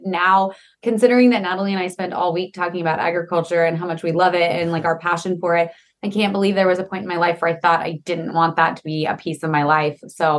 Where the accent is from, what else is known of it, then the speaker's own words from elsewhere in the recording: New Mexico, United States; ended up back in New Mexico, kind of near my hometown, dairy farming with him and his family.